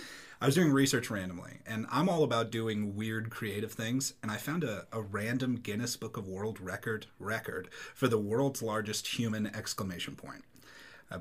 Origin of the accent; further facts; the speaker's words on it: Castle Rock, Colorado, United States; now in Brush, United States; growing up in Castle Rock